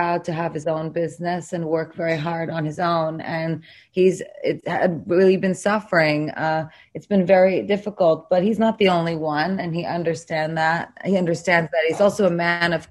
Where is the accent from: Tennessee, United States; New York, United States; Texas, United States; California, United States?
New York, United States; New York City; I'm from New York. I was there when the Twin Towers were hit.